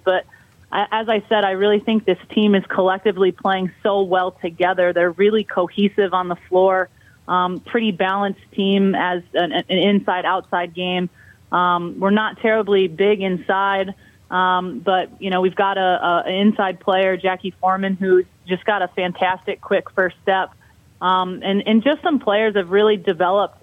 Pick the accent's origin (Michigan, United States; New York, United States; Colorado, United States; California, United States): New York, United States; Albany; moved away as an adult; I'm originally from Albany, New York, and all my family is still there